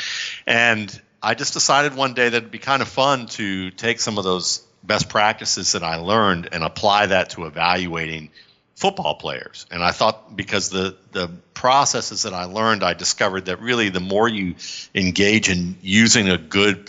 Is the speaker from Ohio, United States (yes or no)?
yes; Cleveland, Ohio, United States; I grew up in Cleveland